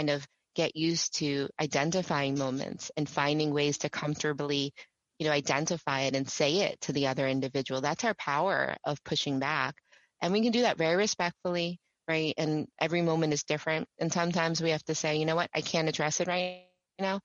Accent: New York, United States; I'm from New York

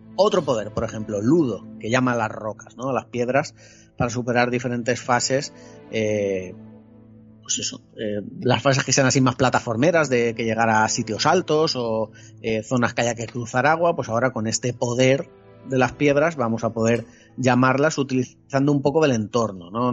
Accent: Spain; soy, soy un mal español

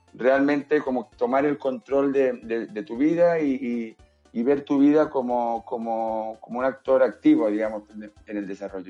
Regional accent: Spain; also born or lived in Barcelona; yo soy español.

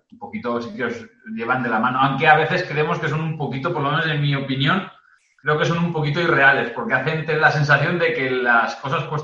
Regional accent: the north of England, United Kingdom; Spanish is a second language; Perdona mi super pronunciación inglesa, pero vengo del norte de Inglaterra.

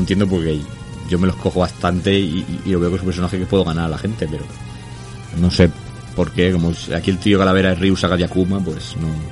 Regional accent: Spain; aquí en España nunca hemos dicho gringo para nada

